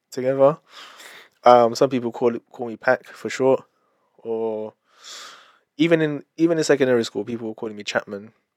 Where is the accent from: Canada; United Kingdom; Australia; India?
United Kingdom; London; I am British Filipino, born and raised in London.